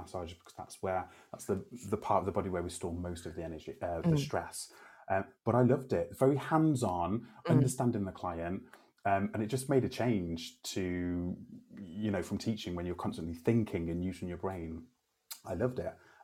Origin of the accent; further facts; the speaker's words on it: Telford, West Midlands, United Kingdom; moved away as an adult; also born or lived in Canada; working at the FE College in my hometown in Telford